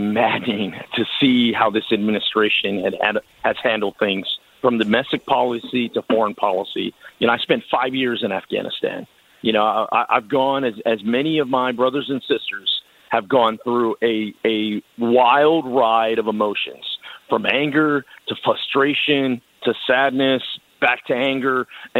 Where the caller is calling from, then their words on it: Del Rio, Texas, United States; Look, I'm calling you from Del Rio, Texas. That's right on the southern border between Texas and Mexico.